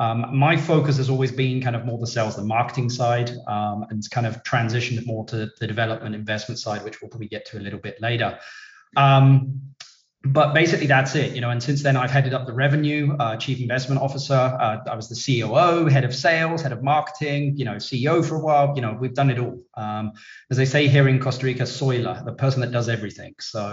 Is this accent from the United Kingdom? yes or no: yes; London, United Kingdom; I'm originally from London, UK. Even now, Brits are asking me, even though they're asking me if I'm from South Africa and Australia